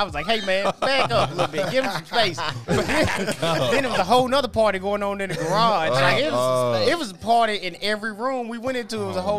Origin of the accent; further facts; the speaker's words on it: Antioch, United States; I grew up in Antioch. In Antioch, when I was growing up, it's a melting pot. Every race was in Antioch.